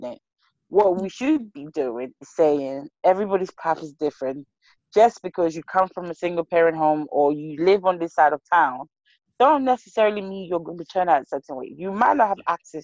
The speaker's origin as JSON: {"language": "English", "country": "Liberia", "moved": "yes", "lives_now": "United Kingdom", "said": "I'm from Liberia."}